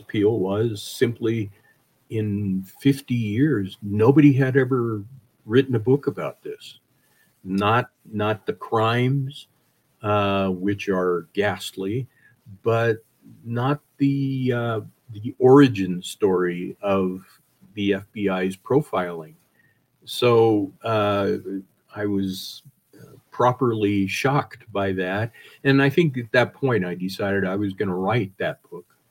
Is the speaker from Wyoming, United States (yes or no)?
yes; Wyoming, United States; I grew up in Wyoming